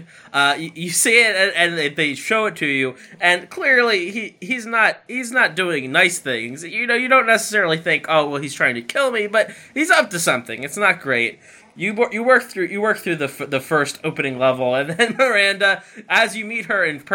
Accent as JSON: {"language": "English", "country": "United States", "said": "as an American"}